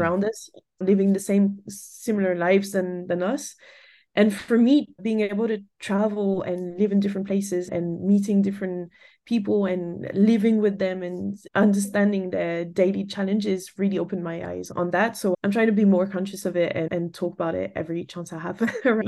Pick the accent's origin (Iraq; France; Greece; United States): France; moved away as an adult; also born or lived in England / Canada; I grew up in France and left France when I graduated.